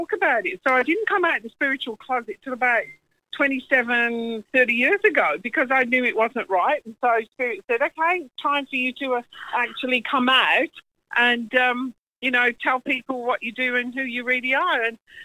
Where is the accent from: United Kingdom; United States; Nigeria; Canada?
United Kingdom; England; now in New Zealand; I'm English. I live in New Zealand. Been there 39 years now.